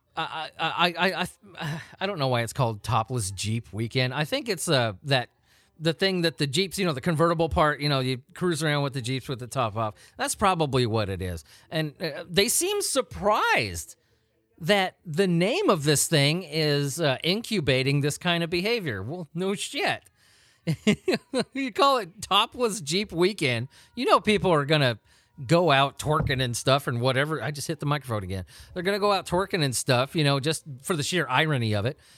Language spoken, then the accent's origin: English; Southern California, United States; I grew up in Southern California.